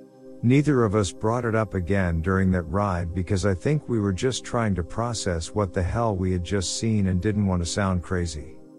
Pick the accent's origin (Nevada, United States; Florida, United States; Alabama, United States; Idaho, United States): Nevada, United States; Henderson; I'm from Henderson, Nevada.